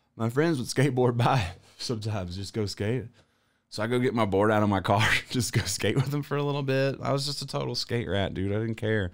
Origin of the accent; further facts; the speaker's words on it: the South, United States; I'm from the South.